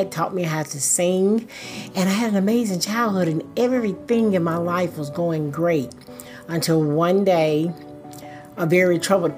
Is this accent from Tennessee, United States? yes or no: yes; White House, Tennessee, United States; I grew up in White House, Tennessee